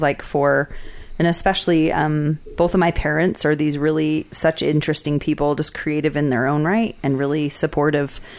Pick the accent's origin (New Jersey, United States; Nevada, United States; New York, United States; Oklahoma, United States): Nevada, United States; Las Vegas; also born or lived in Salt Lake City, Utah / Washington, District of Columbia, United States; now in Utah, United States; I had like a really um, different experience of Vegas growing up there